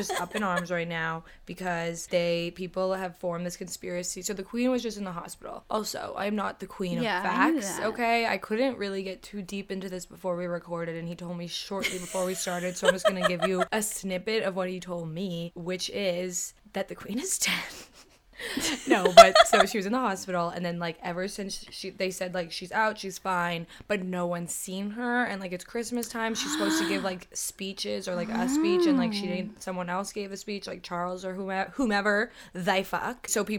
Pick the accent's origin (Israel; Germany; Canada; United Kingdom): United Kingdom; I'm British. You didn't know that.